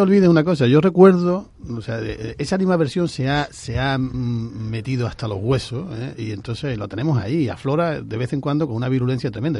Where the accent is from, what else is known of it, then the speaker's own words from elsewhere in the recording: La Línea de la Concepción, Andalusia, Spain; mi pueblo, por el bien de mi gente